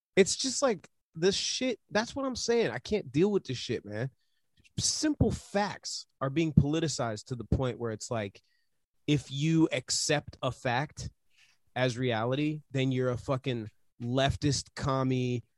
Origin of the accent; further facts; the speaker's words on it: United States; I'm from America